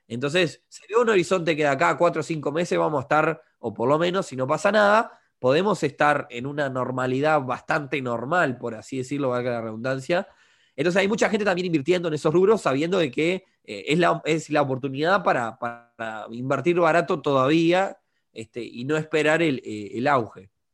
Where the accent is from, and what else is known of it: Uruguay